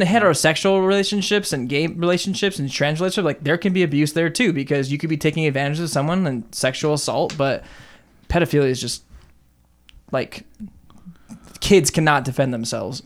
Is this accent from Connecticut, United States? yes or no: no; Southern California, United States; David and I grew up in Southern California